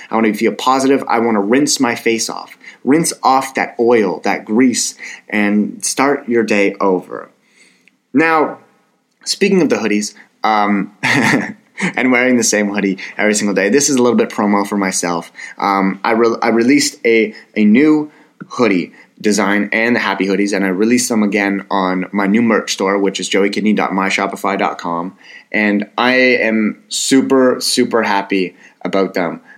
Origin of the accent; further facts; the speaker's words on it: Ottawa, Ontario, Canada; my hometown, and it's Ottawa, Canada